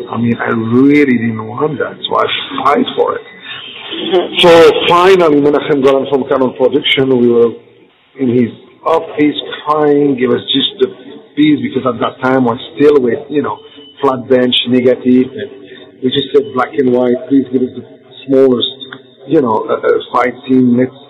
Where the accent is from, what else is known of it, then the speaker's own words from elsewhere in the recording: Belgium; also born or lived in Morocco; But actually, originally I'm from Morocco. So, and I grew up in Belgium.